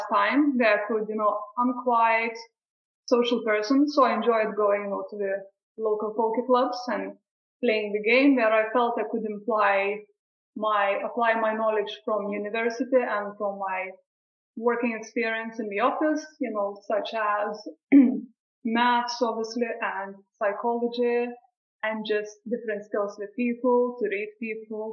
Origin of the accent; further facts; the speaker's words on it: Lithuania; also born or lived in Brighton, England; now in England; I'm originally from Lithuania. I moved to England around 15 years ago